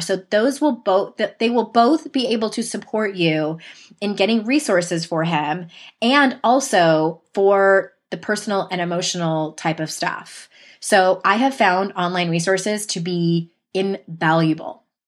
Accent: San Diego, California, United States; my hometown in San Diego

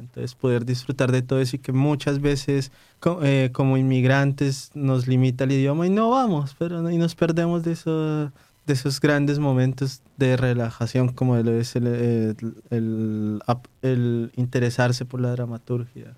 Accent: Colombia; now in Warsaw, Poland; los colombianos por sí mismos no conocemos tantas cuestiones de, Colombia

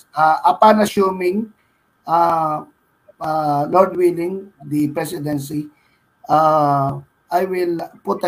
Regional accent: Pampanga, Central Luzon, Philippines; moved away; also born or lived in Metro Manila; I am from Pampanga, and Pampanga is very consistent with the kind of mentality of the people. People are aggressive. People are competitive

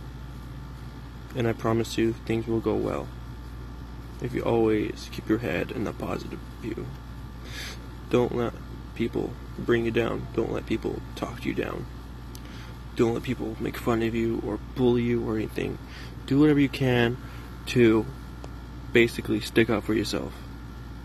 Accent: Oregon, United States; also born or lived in California; I'm from Oregon. You know, I used to live in California.

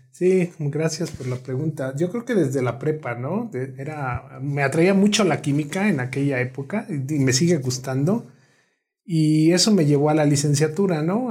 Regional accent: Morelos, Mexico; moved away as an adult; now in Morelia, Mexico; soy originario del estado de Morelos, el centro del país

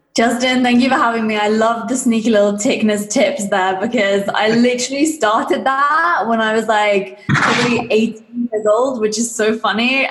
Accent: England, United Kingdom; I'm from England if you can't tell from the accent

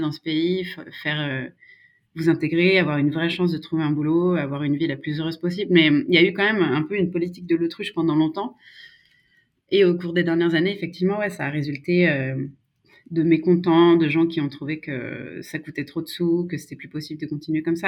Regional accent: Savoie, Maurienne valley, Auvergne-Rhône-Alpes, France; first language French; moved away as an adult; also born or lived in Grenoble; now in Sweden; je suis originaire de Savoie, de la petite vallée de la Maurienne

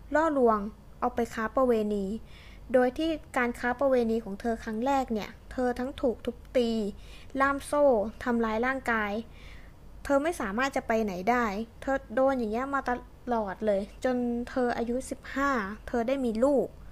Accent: Thailand; เราเกิดที่ไทย

